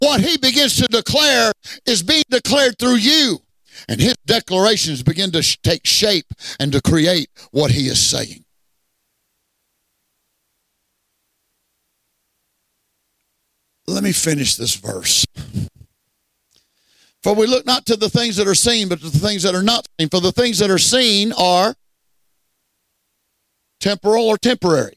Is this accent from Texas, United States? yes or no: yes; Southeast Texas, United States; moved away; Well, I'm a Texan. I'm a Texan before I'm an American. Hey, I grew up in Southeast Texas